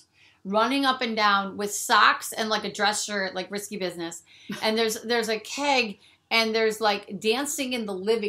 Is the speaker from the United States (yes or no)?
yes; Michigan, United States; moved away; When we grew up in Michigan